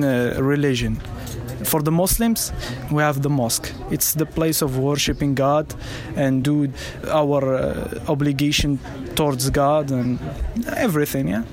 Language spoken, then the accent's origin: English; Marrakesh, Marrakesh-Safi, Morocco; I grew up a very typical family here in Marrakesh.